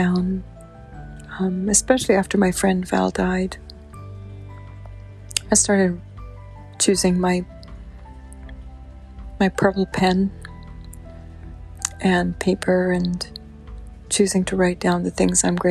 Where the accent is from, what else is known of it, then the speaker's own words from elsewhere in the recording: Guyana; Guyana in South America, which is where I'm from. I'm from Guyana.